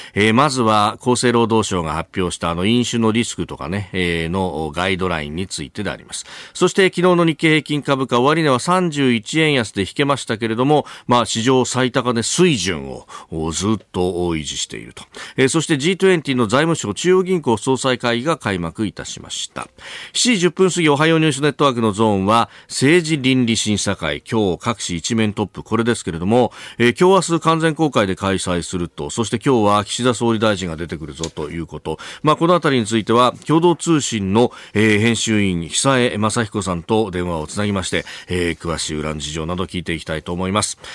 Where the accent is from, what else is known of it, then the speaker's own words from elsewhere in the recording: Kanagawa, Japan; 神奈川で育ちました